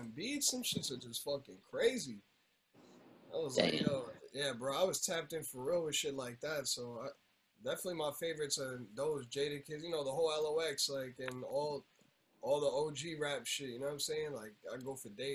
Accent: Elizabeth, New Jersey, United States; growing up in Elizabeth and going to school out here

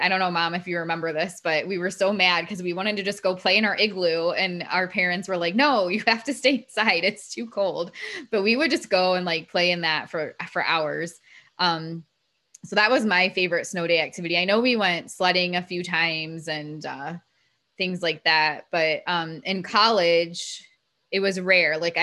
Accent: Ohio, United States; now in Florida, United States; when I grew up in Ohio, where we lived

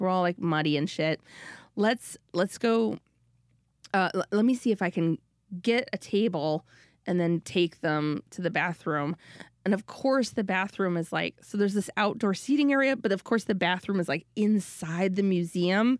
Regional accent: Minnesota, United States; I'm from Minnesota

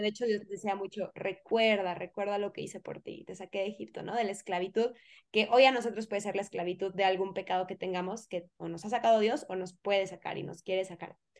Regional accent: Mexico; yo soy mexicana

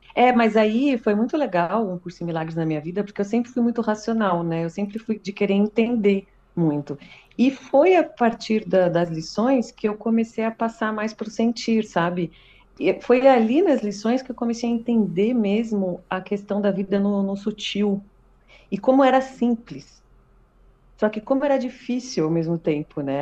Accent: São Paulo, Brazil; eu sou paulistana

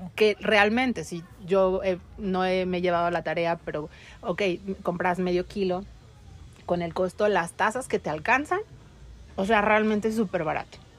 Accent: Mexico; Por ahí en mi pueblo

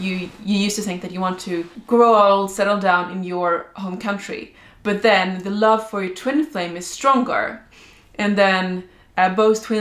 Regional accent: Sweden; I am from Sweden

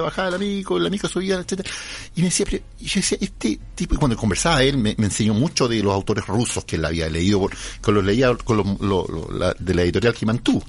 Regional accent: Chile; yo viví, me crié en las Aguas Negras, en la Villa de los Cisnes

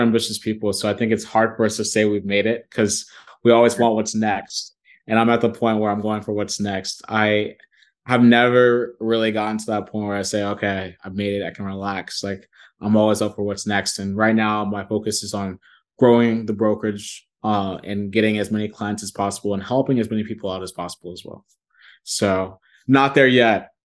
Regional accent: Columbus, Ohio, United States; also born or lived in New York City / Nigeria (ancestry); now in Dallas, United States; I'm from Columbus, Ohio originally, but I live in Dallas, Texas as we speak.

